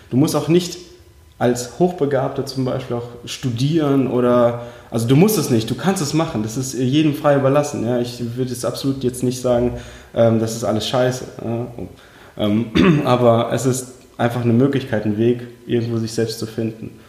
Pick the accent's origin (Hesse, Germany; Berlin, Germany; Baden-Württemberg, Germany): Baden-Württemberg, Germany; Heidelberg; also born or lived in Uzbekistan; aufgewachsen bin ich in schönen Heidelberg unten im Süden Deutschlands. Und ursprünglich geboren tatsächlich in Usbekistan, ja, also okay. in der damaligen Sowjetunion.